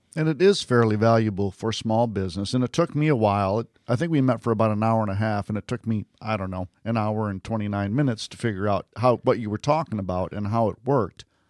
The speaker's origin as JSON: {"language": "English", "town": "Westland", "region": "Michigan", "country": "United States", "tie": "born or raised there", "moved": "yes", "lives_now": "Florida, United States", "said": "I was born in Westland, Michigan"}